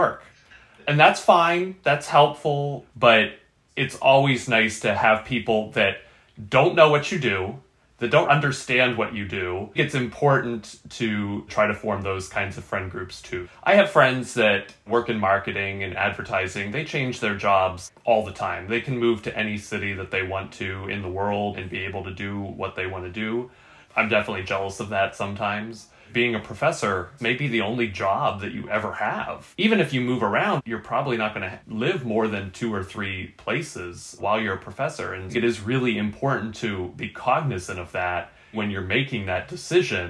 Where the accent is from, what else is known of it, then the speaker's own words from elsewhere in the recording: East Coast, United States; moved away as an adult; now in Sacramento, United States; We're both from the East Coast